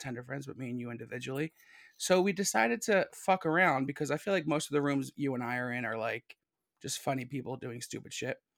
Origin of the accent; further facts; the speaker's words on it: Philadelphia, Pennsylvania, United States; Keystone State. Yeah, I'm from Philly